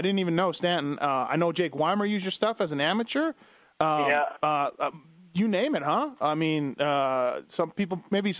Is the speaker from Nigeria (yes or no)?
no; Canada; You know, I grew up in Canada just as a kid